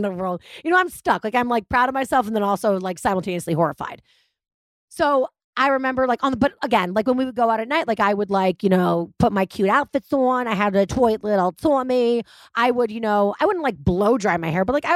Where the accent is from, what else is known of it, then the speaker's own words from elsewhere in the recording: Massachusetts, United States; I was brought up in Massachusetts